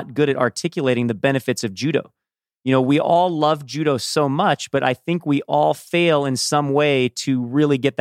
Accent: Southern California, United States; I grew up in Southern California myself

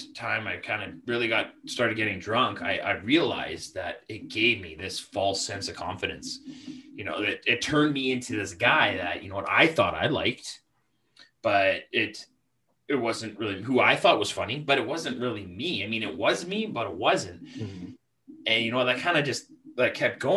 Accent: Canada; I am from the Great White North on the West Coast, closer to Vancouver, in between Vancouver and Calgary

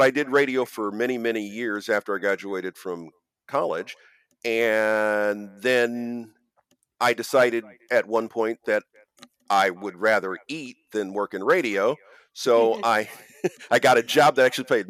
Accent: Ohio, United States; moved away; I'm originally from Ohio

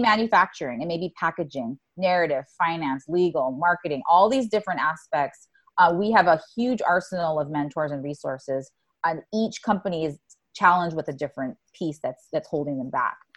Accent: Oahu, Hawaii, United States; moved away as an adult; also born or lived in Silicon Valley; I was born and raised on Oahu.

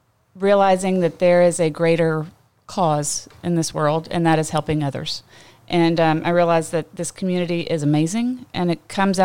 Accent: Beaumont, Texas, United States; also born or lived in Colorado; now in Pearland, United States; I grew up in Beaumont, Texas, and stayed pretty local.

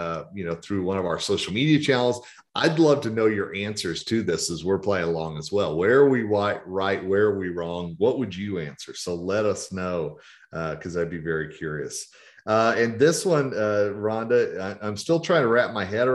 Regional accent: Oklahoma, United States; now in Colorado, United States; growing up in Oklahoma

